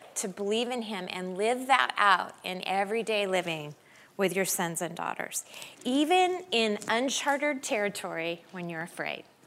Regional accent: Denver, Colorado, United States; we're from Denver

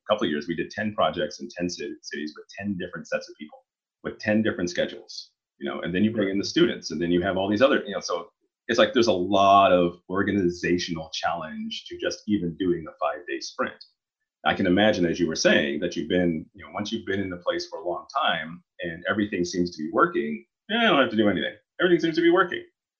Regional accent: Oklahoma, United States; I grew up in Oklahoma and not very many people of color there, and particularly Black, mostly Native American, the higher minority population in Oklahoma.

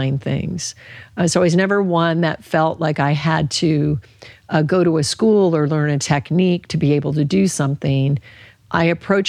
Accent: Alaska, United States; I grew up in Alaska

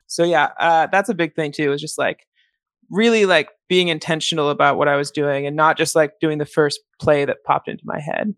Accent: Seattle, Washington, United States; moved away as an adult; now in Chicago, United States; I grew up in Seattle

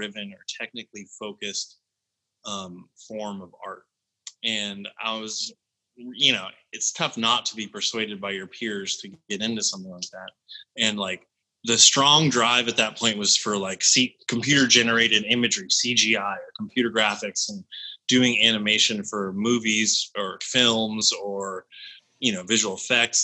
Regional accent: Berkeley, California, United States; I was born in Berkeley. I sort of had like a kind of a weird early upbringing. My parents met at like a Buddhist colony in Berkeley

